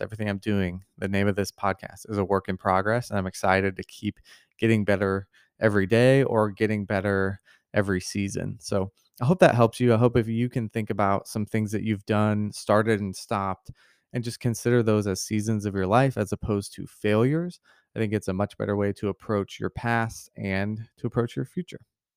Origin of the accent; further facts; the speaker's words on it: Missouri, United States; I grew up in Missouri